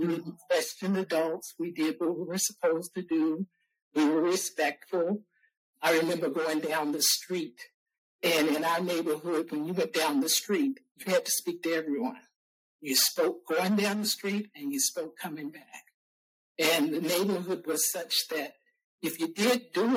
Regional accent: Salem, Virginia, United States; also born or lived in Burkeville, Virginia; We moved from Burkeville, Virginia to Salem, Virginia

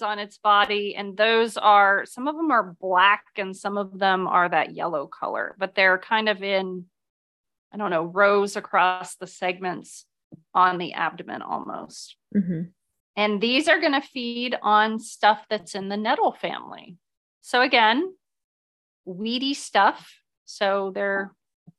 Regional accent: Ohio, United States; I'm from Ohio

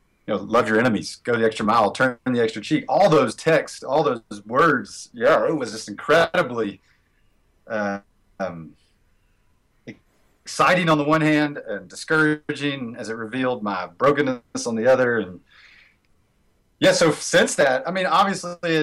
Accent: Americus, Georgia, United States; moved away as an adult; now in Western North Carolina, United States; I grew up in a liberal sweet spot. I'm in America's Georgia. You know, the home of Habitat for Humanity, Jimmy Carter land

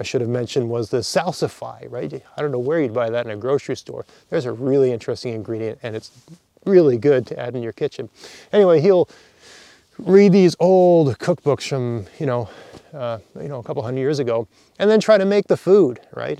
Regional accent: Nova Scotia, Canada; also born or lived in Ontario; I grew up here in Nova Scotia, and then I moved to Ontario for 6 years for graduate school. Then I moved back

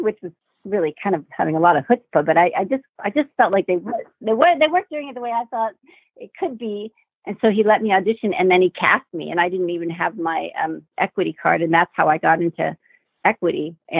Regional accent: Worthington, Ohio, United States; moved away as an adult; also born or lived in Marquette, Michigan / Wisconsin / Palatine, Illinois / New York City; now in Los Angeles, United States; Actually, before that, we moved to Wisconsin, and then we eventually moved to Ohio. So I grew up from the age of 10 in Worthington, Ohio, outside of Columbus, which was a really lovely place to grow up.

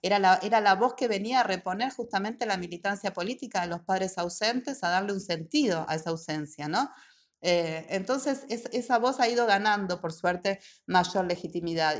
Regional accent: Argentina; moved away; also born or lived in Germany; soy de Argentina

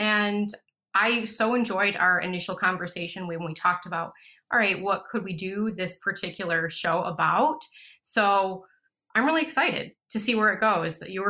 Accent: United States; moved away as an adult; also born or lived in Florida / Canada / Malaysia / Lanzarote; So I was born and raised in the United States.

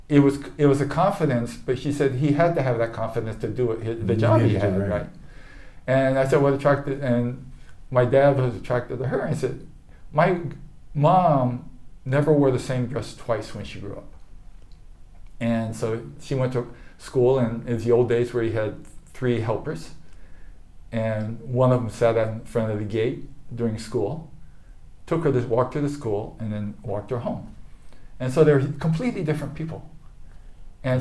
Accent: Japan; born there; I was born in Japan, but I came. My father's American, mom's Japanese.

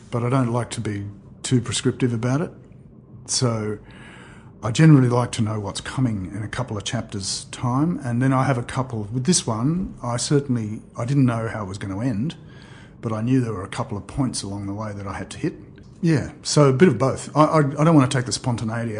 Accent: Australia; we are Australian. We live here.

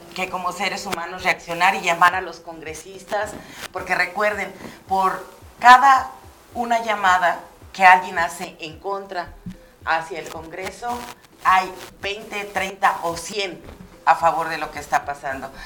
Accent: Mexico; Como mexicana

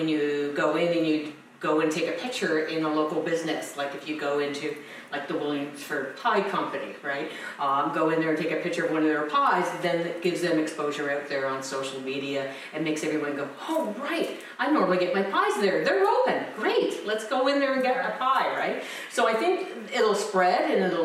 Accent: Chatsworth, Ontario, Canada; I'm from Chatsworth. I live in Chatsworth.

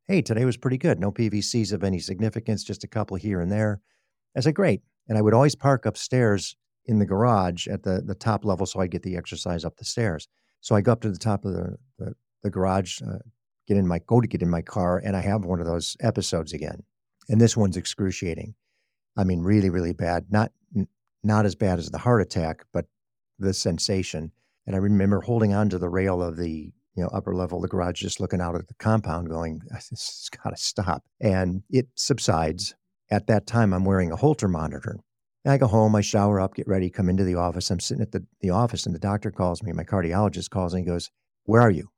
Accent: Chicago, Illinois, United States; moved away as an adult; also born or lived in Texas; now in Sacramento, United States; I'm a Chicago native. I grew up in Chicago

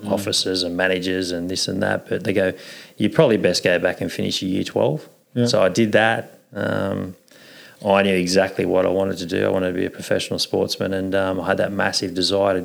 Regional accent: Newcastle, New South Wales, Australia; also born or lived in Armidale, New South Wales; I was born in Armidale. Yeah. Lived there till I was three. Come to Newcastle, New Lambton

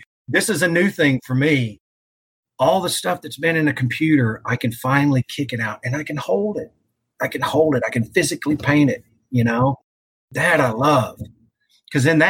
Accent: Texas, United States; moved away as an adult; also born or lived in Seattle; now in Pacific Northwest, United States; I was born and raised in Texas, had never really left much

